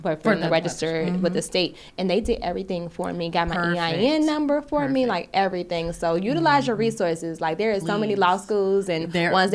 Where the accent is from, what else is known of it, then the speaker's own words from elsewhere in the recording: Chicago, Illinois, United States; I'm from Chicago. And I went to, of course, I went to school in Chicago